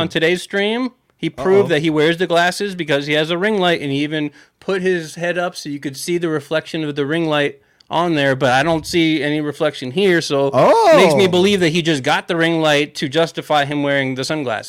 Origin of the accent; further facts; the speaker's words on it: Florida, United States; I'm from beach? Florida originally